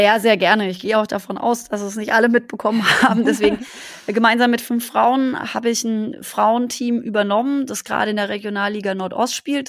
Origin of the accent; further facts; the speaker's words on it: Black Forest, Baden-Württemberg, Germany; ich komme ja aus dem Schwarzwald